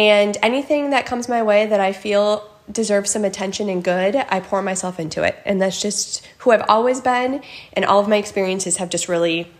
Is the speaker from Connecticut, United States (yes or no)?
no; Holmen, Wisconsin, United States; I am born and raised in Holman